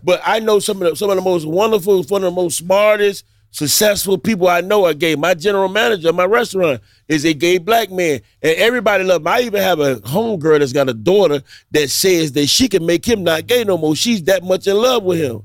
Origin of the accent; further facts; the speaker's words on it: Miami, Florida, United States; I grew up in Liberty City